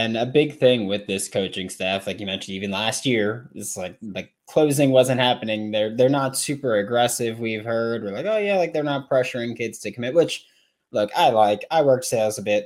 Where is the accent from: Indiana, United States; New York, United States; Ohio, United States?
New York, United States; I'm from New York